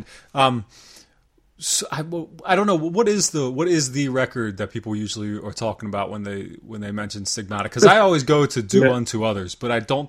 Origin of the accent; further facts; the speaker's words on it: Pennsylvania, United States; I grew up in Pennsylvania, so not that far off, you know, that's where I'm at now.